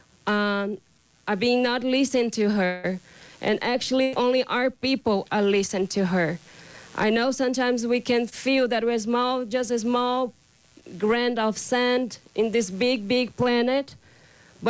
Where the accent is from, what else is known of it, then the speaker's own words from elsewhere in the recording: Brazil; English is a second language; I come from the Terena Nation from Brazil.